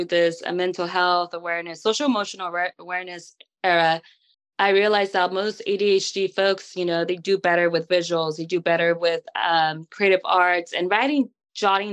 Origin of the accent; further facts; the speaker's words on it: California, United States; I'm from California